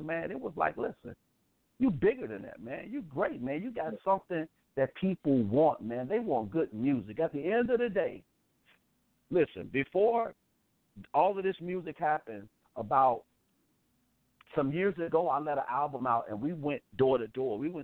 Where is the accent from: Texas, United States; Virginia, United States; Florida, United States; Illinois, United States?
Illinois, United States; Chicago; I'm from Chicago. I'm from the projects. I grew up in the Rosenwald on 47th in Michigan.